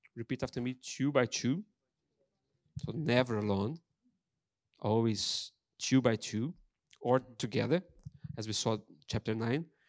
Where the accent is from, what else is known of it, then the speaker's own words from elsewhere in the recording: Brazil; English is a second language; moved away as an adult; now in Ross-on-Wye, United Kingdom; I'm Brazilian